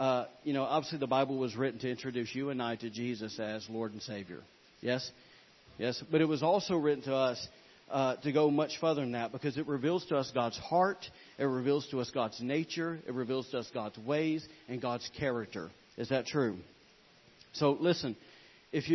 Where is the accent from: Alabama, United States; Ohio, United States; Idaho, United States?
Alabama, United States; I am from Alabama